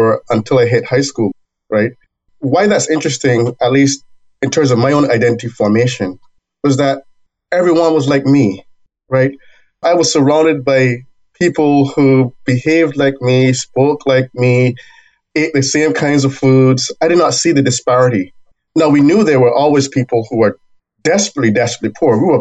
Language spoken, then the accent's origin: English; Barbados; now in United States; I was born in Barbados